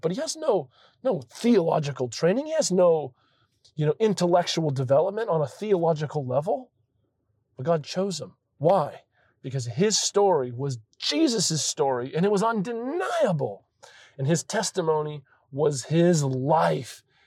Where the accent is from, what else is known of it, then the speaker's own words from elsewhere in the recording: Florida, United States; I come from Florida, and we have massive thunderstorms there